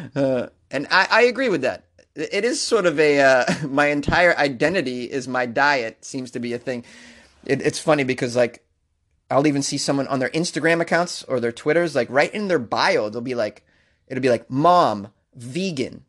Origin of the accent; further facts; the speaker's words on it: Boston, Massachusetts, United States; I grew up in Boston